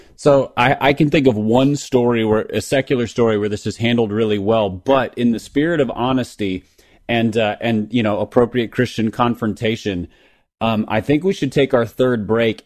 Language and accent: English; Minneapolis area, Minnesota, United States; the original Mighty Ducks, which came out in ninety-two, ninety-three, you know, was, was filmed in my hometown